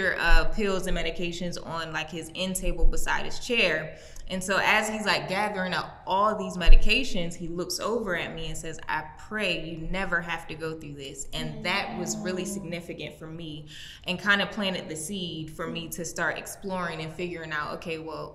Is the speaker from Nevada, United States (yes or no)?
no; Maryland, United States; now in Los Angeles, United States; I'm originally from Maryland, currently reside in Los Angeles, California